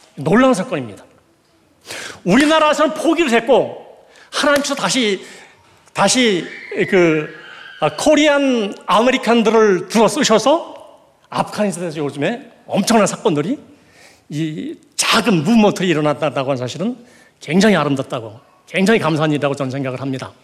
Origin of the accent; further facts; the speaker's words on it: Gangwon, South Korea; 저는 강원도 출신인데